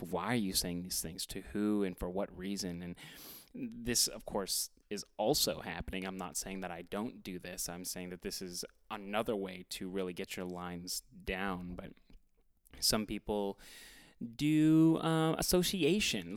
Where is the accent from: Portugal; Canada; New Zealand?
Canada; Edmonton, Alberta; I am from Edmonton, Alberta, Canada